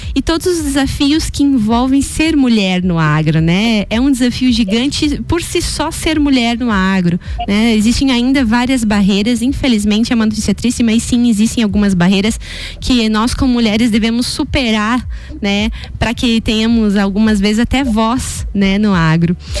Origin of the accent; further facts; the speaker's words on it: Canoinhas, Santa Catarina, Brazil; Eu também sou de Canoinhas